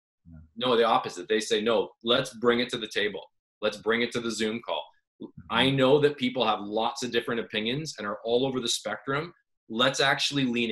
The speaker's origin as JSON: {"language": "English", "country": "Canada", "said": "I'm Canadian."}